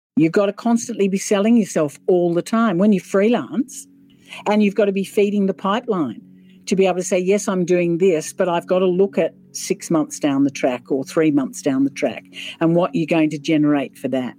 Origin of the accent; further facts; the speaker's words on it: Sydney, New South Wales, Australia; also born or lived in Wollongong; I was born in Sydney grew up in Sydney.